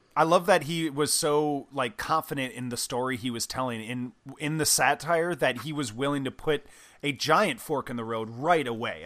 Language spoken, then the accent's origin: English; Midwest, United States; I grew up in the Midwest